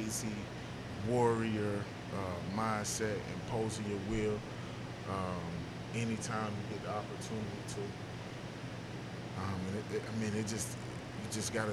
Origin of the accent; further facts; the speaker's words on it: Spartanburg, South Carolina, United States; I'm from Spartanburg